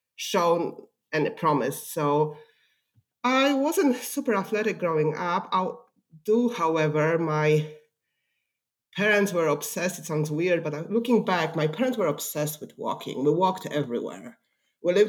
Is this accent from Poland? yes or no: yes; Poland; English is a second language; also born or lived in California / Washington, D.C.; now in Dayton, United States; I didn't grow up in Ohio. I grew up in Poland, and I came to the U.S. in 1999